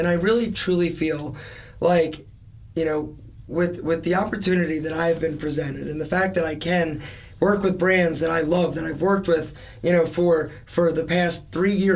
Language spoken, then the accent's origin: English; Philadelphia, Pennsylvania, United States; I'm an Italian from Philadelphia